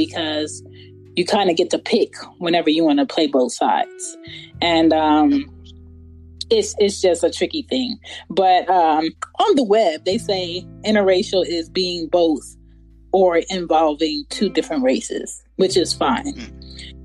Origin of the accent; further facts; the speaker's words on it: Philadelphia, Pennsylvania, United States; I was born and raised in Philadelphia